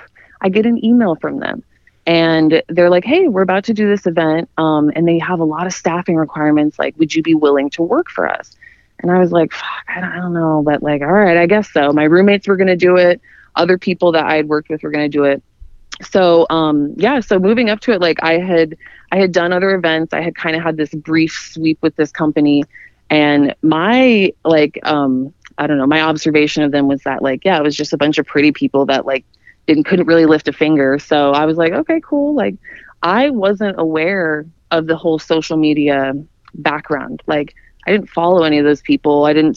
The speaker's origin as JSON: {"language": "English", "region": "Idaho", "country": "United States", "moved": "as an adult", "lives_now": "Miami, United States", "said": "I'm from Idaho originally. I'm from the middle of nowhere. And so I moved to Miami when I was in my 20s"}